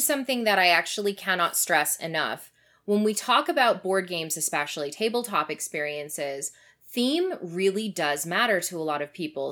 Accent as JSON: {"language": "English", "country": "Canada", "said": "as a Canadian"}